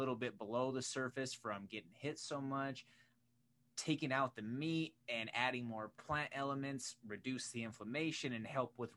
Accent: Pueblo, Colorado, United States; I grew up down in Pueblo

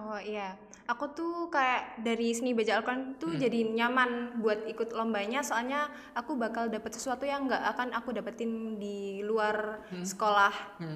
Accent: Mojokerto, East Java, Indonesia; asalku dari Mojokerto, Jawa Timur

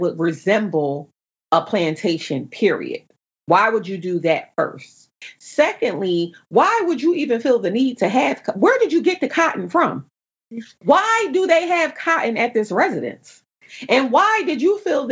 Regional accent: New Jersey, United States; moved away as an adult; also born or lived in Northern Virginia; now in Virginia, United States; I'm from New Jersey.

